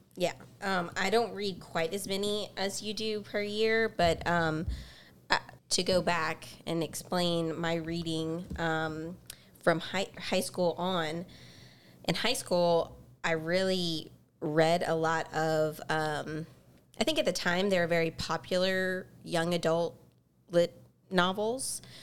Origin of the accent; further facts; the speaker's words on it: Baton Rouge, Louisiana, United States; we are both from Baton Rouge, we grew up in Baton Rouge